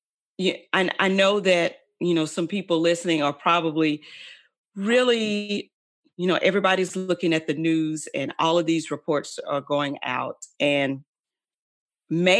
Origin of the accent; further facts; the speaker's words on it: Dallas, Texas, United States; I grew up in Oak Cliff